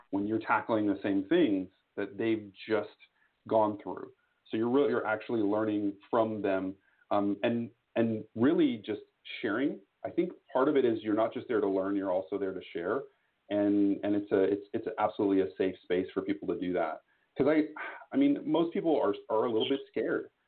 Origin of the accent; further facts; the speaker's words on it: Austin, Texas, United States; I am from Austin, Texas, uh, down the road from you just a little bit